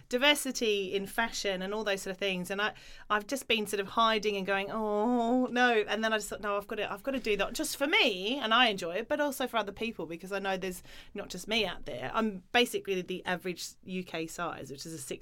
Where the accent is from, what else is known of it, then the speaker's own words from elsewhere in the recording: Australia; moved away; I grew up in Australia where you know you didn't wear many clothes and it was very sport driven